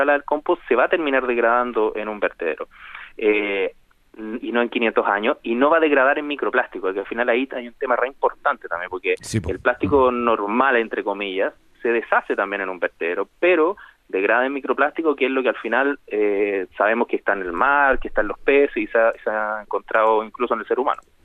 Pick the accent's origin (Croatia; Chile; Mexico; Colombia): Chile; nosotros tenemos como chilenos